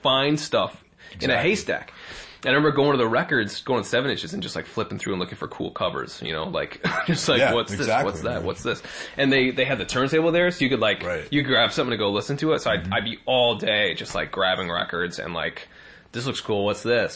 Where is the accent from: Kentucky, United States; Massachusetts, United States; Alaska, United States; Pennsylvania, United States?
Massachusetts, United States; Martha's Vineyard; I grew up in Martha's Vineyard.